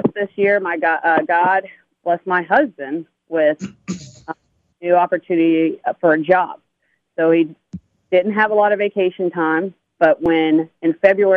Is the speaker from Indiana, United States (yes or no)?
no; Texas, United States; I'm from Texas